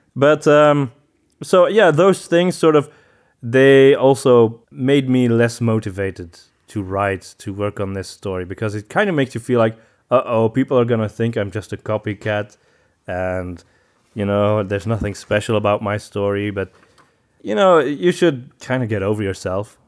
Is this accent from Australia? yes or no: no; Antwerp, Flanders, Belgium; I'm from Antwerp